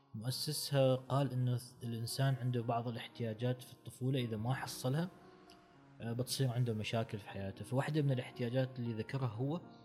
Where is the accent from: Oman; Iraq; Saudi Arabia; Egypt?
Oman; نحن عندنا في عمان بالتحديد